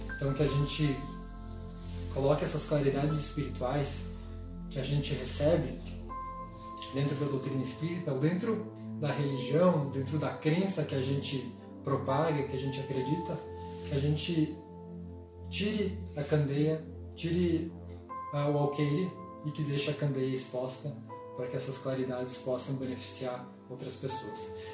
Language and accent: Portuguese; Brazil